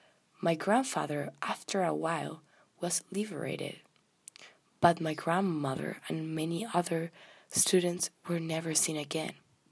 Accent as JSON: {"language": "English", "country": "Argentina", "tie": "born or raised there", "said": "I was born in Argentina and I have 22 years old."}